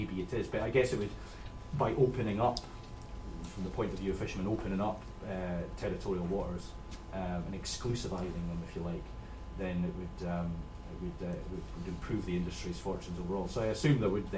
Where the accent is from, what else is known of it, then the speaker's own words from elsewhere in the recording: Scotland, United Kingdom; I'm from Scotland